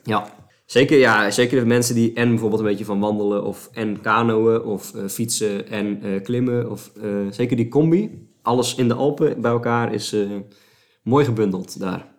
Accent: Wijngaarden, South Holland, Netherlands; het, dorp, een kilometer boven Sliedrecht, waar ik geboren ben, is Wijngaarden

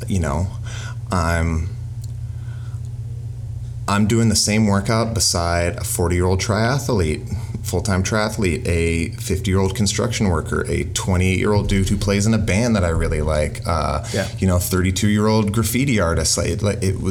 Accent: Toronto, Ontario, Canada; growing up in Toronto, the city, the culture, and the community is one of the most prideful things I have

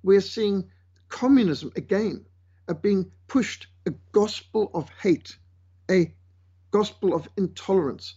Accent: Zimbabwe; moved away; also born or lived in South Africa / Namibia; I was brought up in Rhodesia, what today is communist Zimbabwe

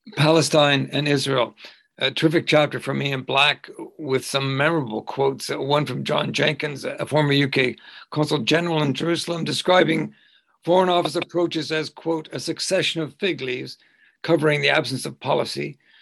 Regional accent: Canada; I'm a Canadian

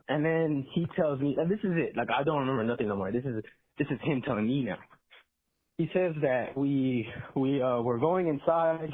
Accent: Texas, United States; I'm from Texas

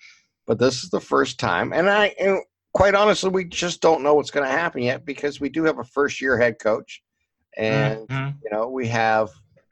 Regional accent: Boardman, Ohio, United States; I grew up in Boardman

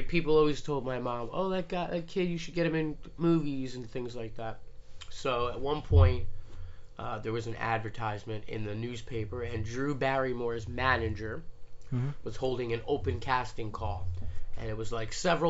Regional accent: Montvale, New Jersey, United States; Montvale, New Jersey. Northern New Jersey

